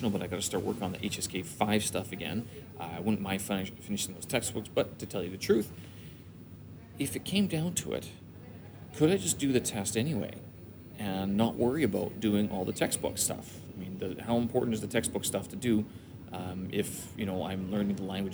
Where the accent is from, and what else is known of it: Winnipeg, Manitoba, Canada; born or raised there; moved away as an adult; now in China